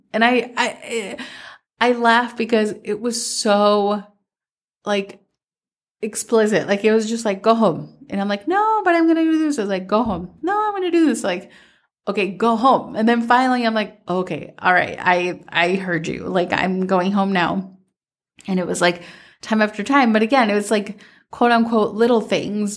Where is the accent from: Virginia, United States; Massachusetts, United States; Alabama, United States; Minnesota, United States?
Minnesota, United States; growing up in Minnesota